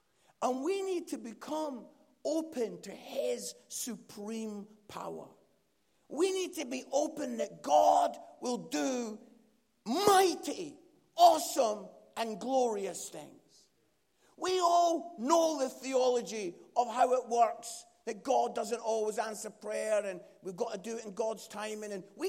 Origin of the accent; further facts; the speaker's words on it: Scotland, United Kingdom; And because I'm Scottish, I was like, "Oh, why didn't I ask for £20,000?